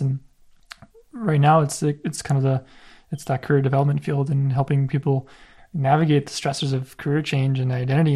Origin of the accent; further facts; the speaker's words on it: Canada; a son of immigrant parents as well, and it's like, I had the identity crisis, like, am I Polish? Am I Canadian?